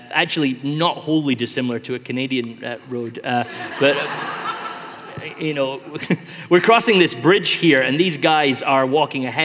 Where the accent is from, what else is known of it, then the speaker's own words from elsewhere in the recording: Sierra Leone; here's the village that we grew up in in Sierra Leone.